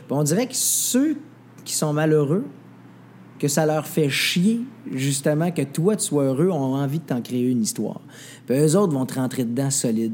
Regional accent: Saint-Élie-de-Caxton, Quebec, Canada; je viens d'un village. Je viens de Saint-Élie-Caxton. Je suis un gars de bois.

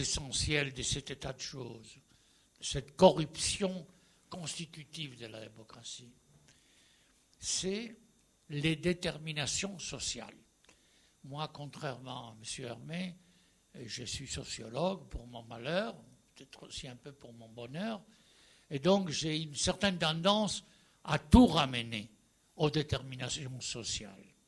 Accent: Spain; French is a second language; Je suis espagnol, bien entendu, j'ai fait toute la transition démocratique

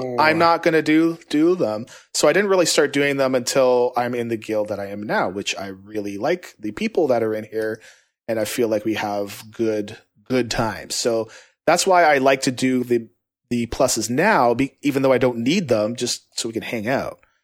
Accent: Canada; I'm from Canada

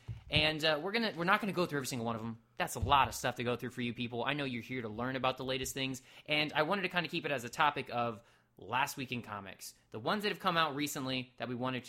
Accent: Florida, United States; I'm from Florida.

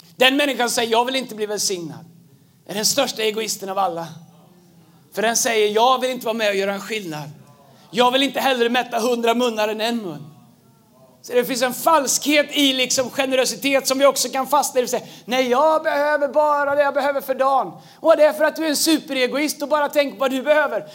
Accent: Tidaholm, Västra Götaland, Sweden; när jag växte upp i, i Tidaholm

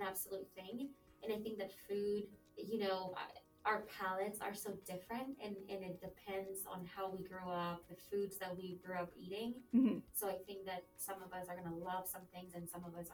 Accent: southern Mexico, Mexico; moved away; Where I grew up in Mexico is in the south of Mexico

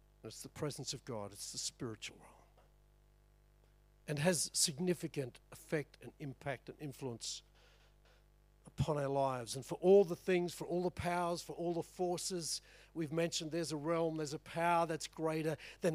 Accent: Chinchilla, Queensland, Australia; I grew up in Chinchilla, my dad ran an electrical business. We're the first TV in town

